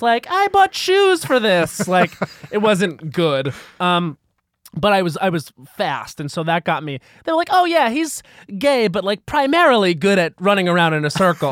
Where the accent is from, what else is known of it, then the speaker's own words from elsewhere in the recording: Long Island, New York, United States; I'm from Long Island where it was very sports